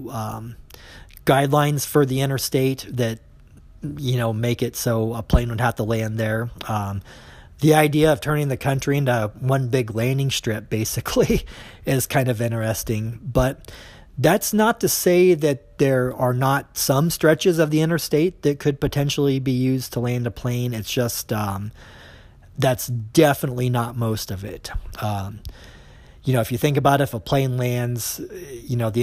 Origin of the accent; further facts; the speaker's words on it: Des Moines, Iowa, United States; I grew up in Des Moines